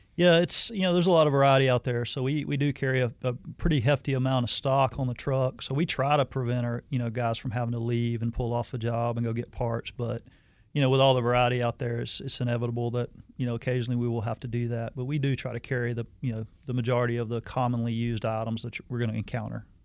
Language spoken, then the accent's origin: English; Hazelhurst, Georgia, United States; moved away as an adult; also born or lived in Arizona; I'm originally from South Georgia, a little small town in South Georgia, Hazelhurst, Georgia. Um, left after high school